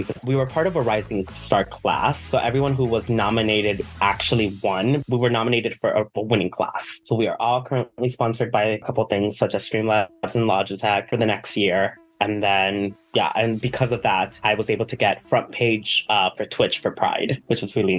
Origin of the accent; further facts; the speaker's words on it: Miami, Florida, United States; now in North Central Florida, United States; I'm originally from Miami, but I live in like North Central Florida